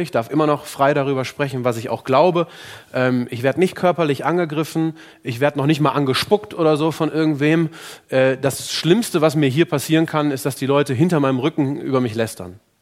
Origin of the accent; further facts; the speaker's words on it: Germany; bei uns in Deutschland